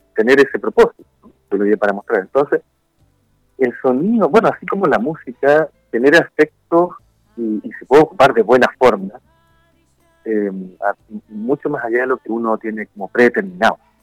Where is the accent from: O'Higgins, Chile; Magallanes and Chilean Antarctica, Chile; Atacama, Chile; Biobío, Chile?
Biobío, Chile; Concepción; now in Valparaíso, Chile; Originalmente yo soy de Concepción, ahí nacido y bien criado